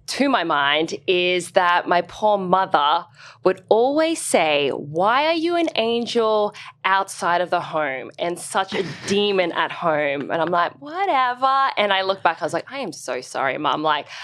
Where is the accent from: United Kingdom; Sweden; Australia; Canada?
Australia; Brisbane, Queensland; So I'm from Brisbane. Okay. And I grew up in the north of Brisbane. Well, that's where we moved to.